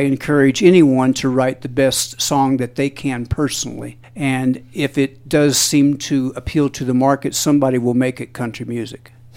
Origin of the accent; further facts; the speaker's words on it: Jackson, Missouri, United States; We're from the southeastern part of Missouri.